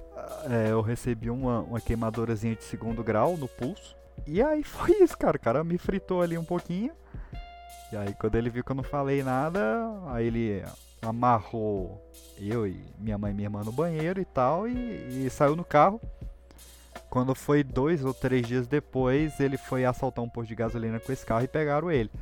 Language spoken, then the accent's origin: Portuguese; Recanto das Emas, Federal District, Brazil; onde eu cresci lá, a gente fala muito desse lugar lá no, no, no Pipocast, que é o Recanto das Emas, aqui no Distrito Federal